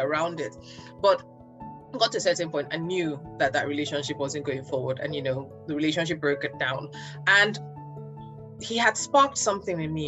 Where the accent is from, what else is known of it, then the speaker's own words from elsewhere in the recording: Nigeria; being a Nigerian girl